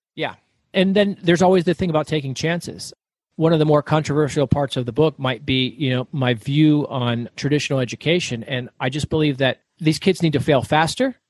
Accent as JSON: {"language": "English", "region": "Florida", "country": "United States", "tie": "born or raised there", "moved": "as an adult", "lives_now": "Arizona, United States", "said": "So I grew up in the South, I grew up in Florida."}